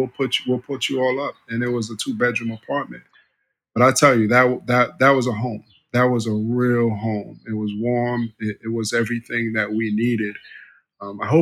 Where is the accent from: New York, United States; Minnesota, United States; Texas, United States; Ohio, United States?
New York, United States; New York City; also born or lived in Haiti / Miami; I was raised in Harlem